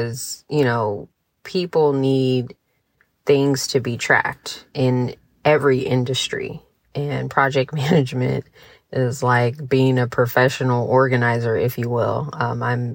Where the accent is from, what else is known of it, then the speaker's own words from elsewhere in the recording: San Diego, California, United States; moved away as an adult; now in Montgomery, United States; I am from San Diego, California. I was born and raised there